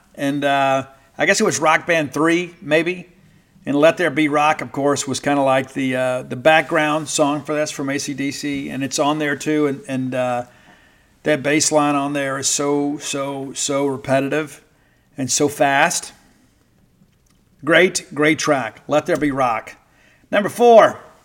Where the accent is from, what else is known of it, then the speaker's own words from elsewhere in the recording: Bible Belt, the South, United States; I grew up in the South, right here in the Bible Belt